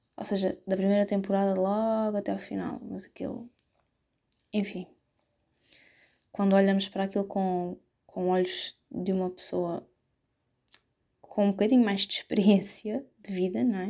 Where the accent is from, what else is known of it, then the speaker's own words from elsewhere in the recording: Setúbal, Portugal; Eu não sou dessas zonas, eu sou de Setúbal.